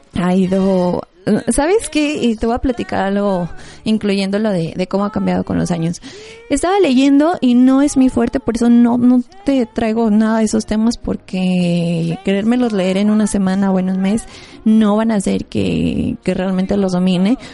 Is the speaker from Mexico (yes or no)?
yes; Mexico; Como mexicanos realmente es parte de nuestra historia